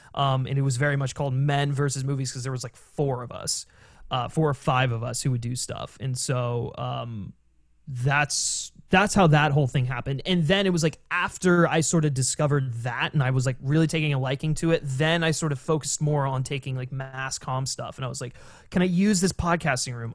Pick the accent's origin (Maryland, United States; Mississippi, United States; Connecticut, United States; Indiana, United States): Maryland, United States; now in Los Angeles, United States; I'm actually from Maryland originally, so, um, I grew up around there